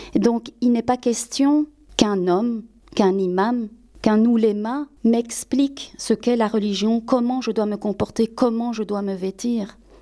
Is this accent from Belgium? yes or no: yes; Belgium; also born or lived in Spain; En tant qu'Espagnol d'origine, qui a été élevé par un père en tout cas un beau-père belge, qui a grandi en Belgique